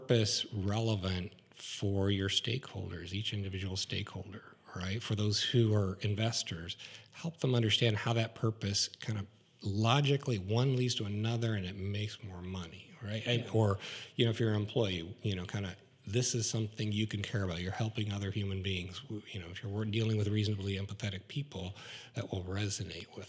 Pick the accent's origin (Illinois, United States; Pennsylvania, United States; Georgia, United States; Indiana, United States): Illinois, United States; Pleasant Plains; my hometown of Pleasant Plains, Illinois